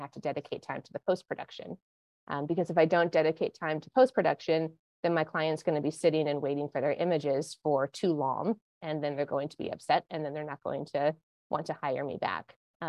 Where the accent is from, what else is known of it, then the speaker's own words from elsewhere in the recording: Montana, United States; I am not from Connecticut. No, I grew up in Montana, and then I went to school out in Santa Barbara, California. Which is just north of LA.